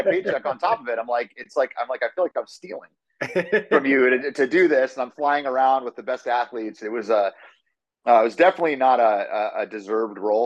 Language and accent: English; Erie, Pennsylvania, United States; moved away; also born or lived in Muncie, Indiana; I was born and raised in Erie, Pennsylvania, by my mom and dad